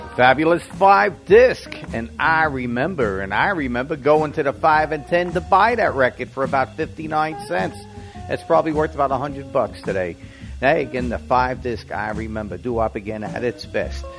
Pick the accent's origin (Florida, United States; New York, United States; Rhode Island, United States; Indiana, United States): New York, United States; New York City; now in Arizona, United States; I grew up in Brooklyn, New York, and I went to Coney Island, which was in Brooklyn, New York